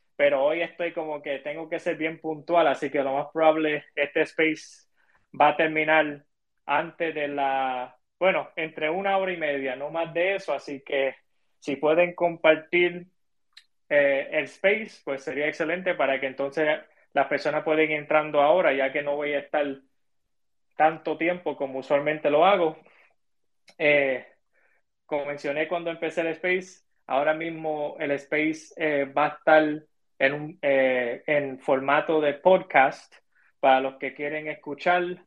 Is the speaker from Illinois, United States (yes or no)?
yes; Chicago, Illinois, United States; moved away as an adult; now in Puerto Rico; yo me crié, yo me crié en Chicago